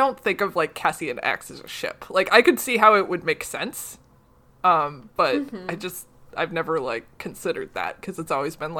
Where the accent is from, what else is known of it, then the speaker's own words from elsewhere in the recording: Canada; That's right, because we're all Canadian, except Marco.